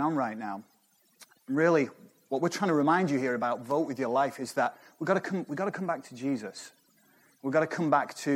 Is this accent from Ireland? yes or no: no; United Kingdom; moved away as an adult; now in United States